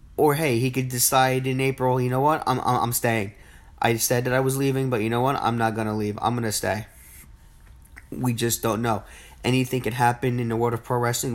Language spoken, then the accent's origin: English; New Jersey, United States; my hometown, well, my home state, I should say, of New Jersey